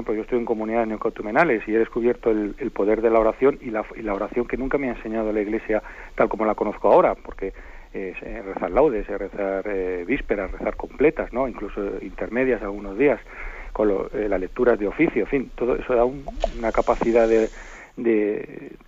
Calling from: Zaragoza, Aragon, Spain; monseñor, buenos días … de Zaragoza.

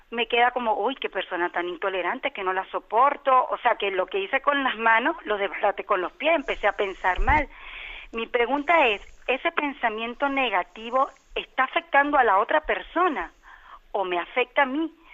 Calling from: Canary Islands, Spain; de Gran Canaria.

